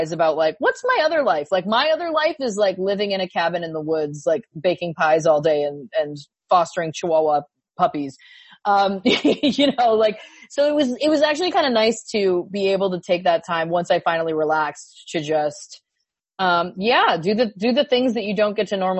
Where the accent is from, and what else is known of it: Belleville, Ontario, Canada; born or raised there